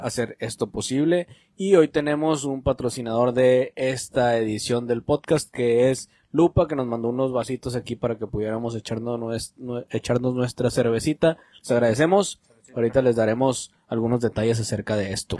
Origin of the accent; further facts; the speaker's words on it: Mexico; nosotros como mexicanos